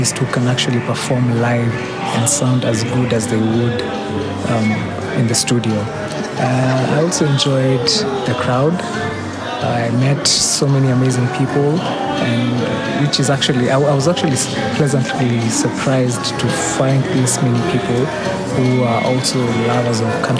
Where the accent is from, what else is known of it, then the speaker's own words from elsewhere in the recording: Nairobi, Kenya; I'm from Nairobi.